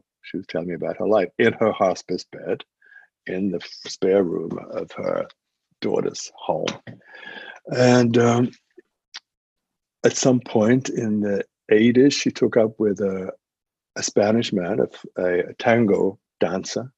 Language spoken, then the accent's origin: English; England, United Kingdom; as an Englishman, not growing up in the United States